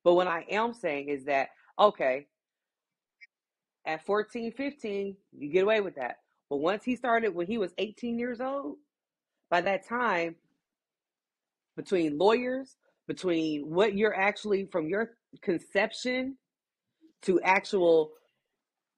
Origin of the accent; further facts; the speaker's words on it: Midwest, United States; here in the Midwest